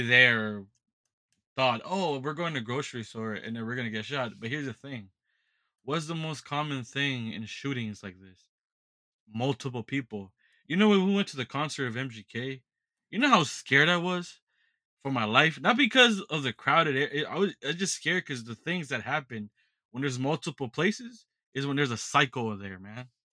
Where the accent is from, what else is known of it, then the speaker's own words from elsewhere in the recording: United States; I'm an American